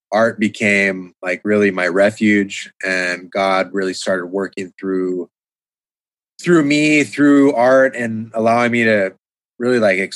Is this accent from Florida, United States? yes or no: no; San Diego, California, United States; I grew up in San Diego